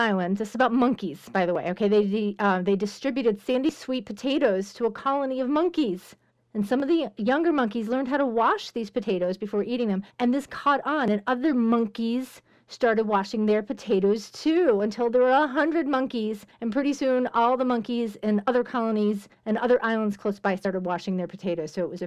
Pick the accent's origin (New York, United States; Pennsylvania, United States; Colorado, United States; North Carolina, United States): Pennsylvania, United States; Pittsburgh; I'm being from Pittsburgh. That's where I'm from